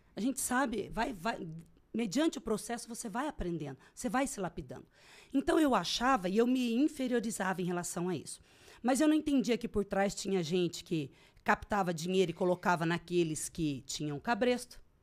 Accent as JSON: {"language": "Portuguese", "country": "Brazil", "lives_now": "Sorriso, Brazil", "said": "eu sou legítima brasileira"}